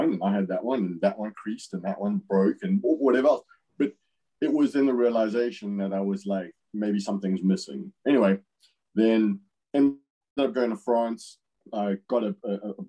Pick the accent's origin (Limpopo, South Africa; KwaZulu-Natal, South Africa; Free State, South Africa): KwaZulu-Natal, South Africa; Natal South Coast; moved away; I grew up bodyboarding on the Natal South Coast